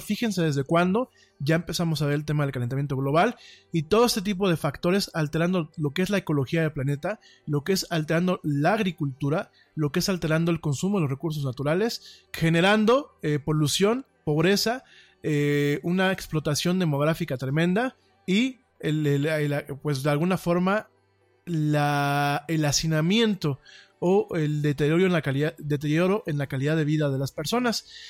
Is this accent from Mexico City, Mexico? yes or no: yes; Mexico City, Mexico; yo soy hecho en México, en la Ciudad de México, chilango, como decimos aquí en, este, en este país, soy orgullosamente chilango